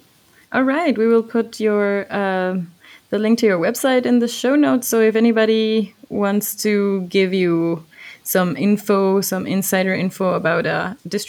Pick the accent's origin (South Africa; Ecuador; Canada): Ecuador; moved away as an adult; now in Germany; In Ecuador as well, I'm registering right now to vote for my home country for the first time in my 13 years of living abroad.